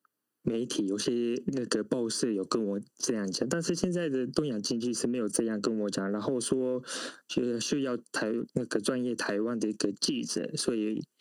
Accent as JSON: {"language": "Chinese", "country": "Japan", "tie": "born or raised there", "also_born_or_lived": "Taiwan", "second_language": "Chinese", "said": "虽然我是呃出生是在台湾，但是从小一直住在日本，所以在日本长大，算是日本人。"}